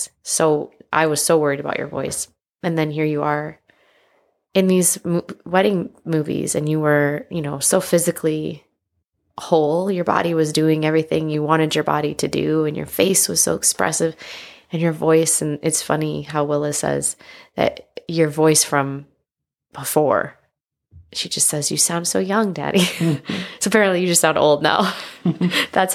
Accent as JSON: {"language": "English", "region": "Midwest", "country": "United States", "said": "I'm from the Midwest"}